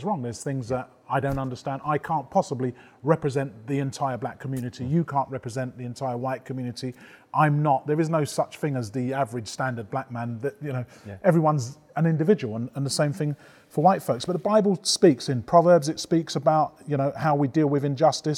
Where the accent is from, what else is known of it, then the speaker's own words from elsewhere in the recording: United Kingdom; I was born here and my parents were born in the British Empire as British subjects